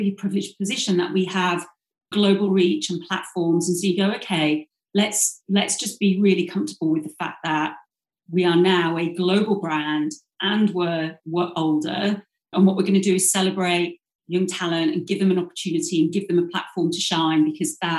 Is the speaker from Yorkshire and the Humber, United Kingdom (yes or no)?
yes; Yorkshire and the Humber, United Kingdom; I grew up in South Yorkshire, went to the local comprehensive